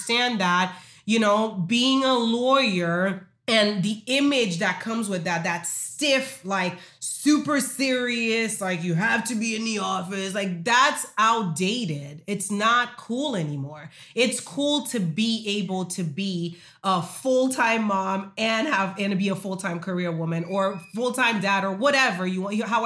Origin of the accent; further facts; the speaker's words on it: Haiti; moved away; I told you I'm from Haiti